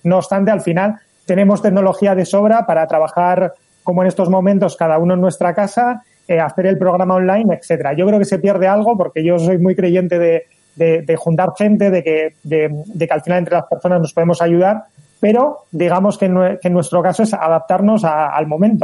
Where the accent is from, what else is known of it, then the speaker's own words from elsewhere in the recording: Basque Country, Spain; aquí en Euskadi, en el País Vasco